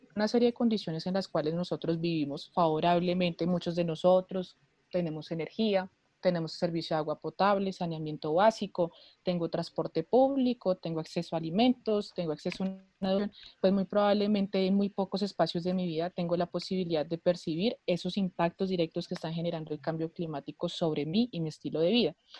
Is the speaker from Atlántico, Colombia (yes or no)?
no; Bogotá, Colombia; soy de Bogotá, Colombia